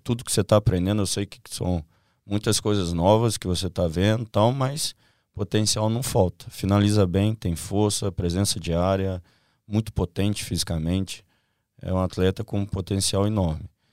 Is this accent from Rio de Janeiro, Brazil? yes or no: yes; Nova Friburgo, Rio de Janeiro, Brazil; moved away; Com seis anos de idade, eu tava dentro do Friburguense, que é a cidade onde eu nasci, Nova Friburgo